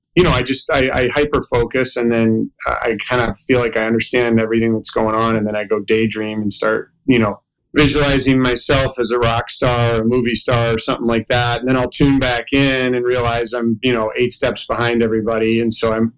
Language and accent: English; Ann Arbor, Michigan, United States; I was raised in Ann Arbor